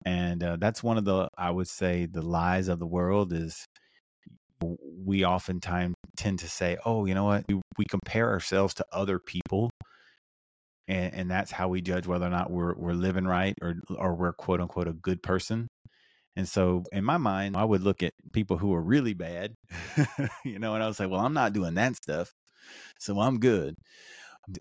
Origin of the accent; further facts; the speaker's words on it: South Carolina, United States; I grew up in South Carolina, which is the Bible Belt. So I grew up in church for the most part.